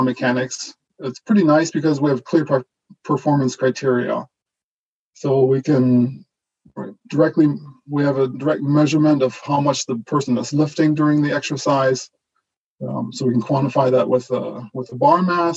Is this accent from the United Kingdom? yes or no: no; Germany; first language German; English is a second language; moved away; also born or lived in British Columbia, Canada; I was born and raised in Germany. So German is my first language. And I actually learned how to speak English in Canada after my family immigrated to British Columbia in the mid-90s.